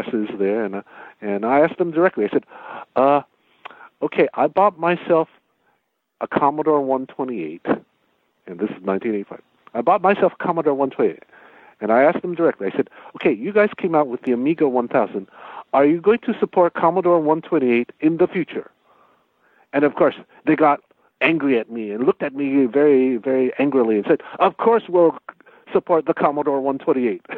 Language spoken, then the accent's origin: English; United States; I'm from America